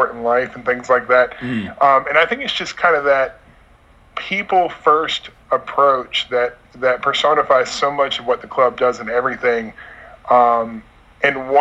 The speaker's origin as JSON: {"language": "English", "country": "United States", "tie": "born or raised there"}